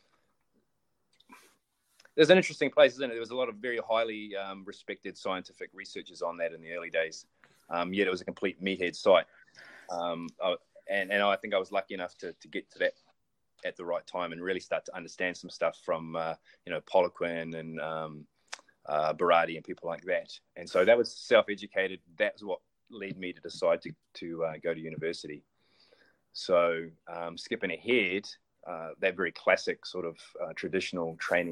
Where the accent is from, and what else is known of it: New Zealand